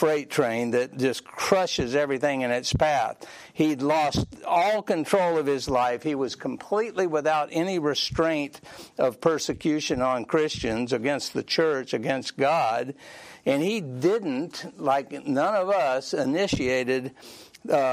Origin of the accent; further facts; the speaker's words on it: Sandy Springs, Georgia, United States; growing up in Sandy Springs, all my friends were Baptist.